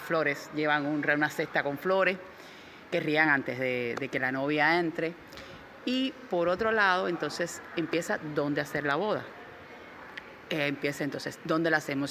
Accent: Cuba

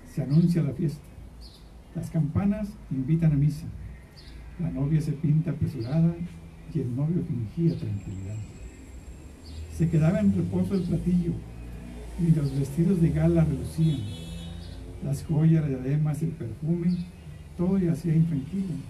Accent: Mexico; nuestra comida mexicana

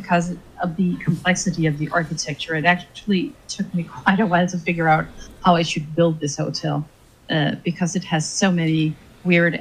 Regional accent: Denmark; I'm from Denmark

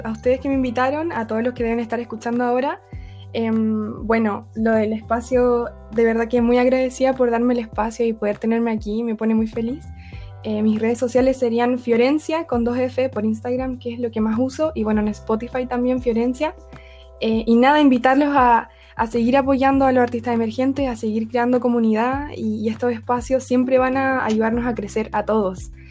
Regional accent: Chile; soy de Chile

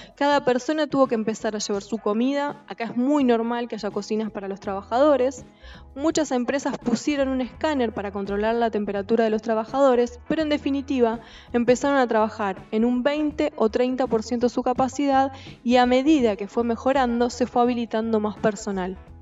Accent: Argentina; nuestra Argentina

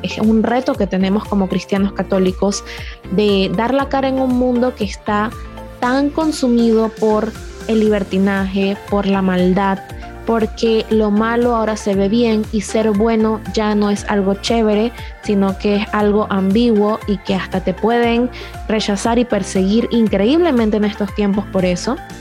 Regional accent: Panama; en mi país, en Panamá

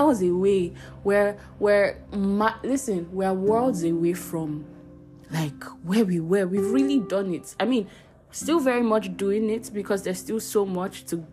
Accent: Abuja, Federal Capital Territory, Nigeria; also born or lived in Warri / Kano; I was born in Warri, moved to Kano when I was 2 years old, then moved to Abuja when I was 4 years old.

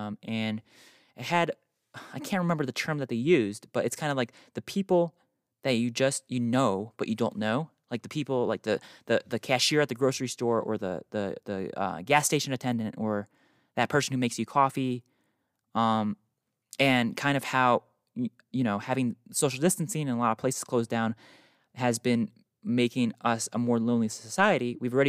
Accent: North Carolina, United States; born there; also born or lived in New York; now in Utah, United States; I was born in North Carolina, moved to South Carolina, moved to New York, spent most of my life in New York, and then moved to Utah, as you guys know, almost a year ago.

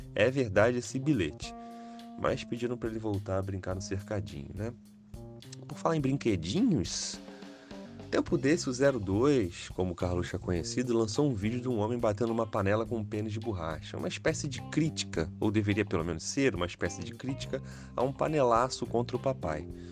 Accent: Rio de Janeiro, Brazil; eu sou carioca

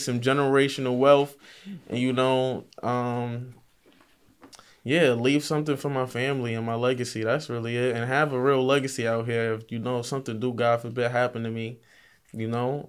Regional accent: Mount Vernon, New York, United States; I'm from Mount Vernon

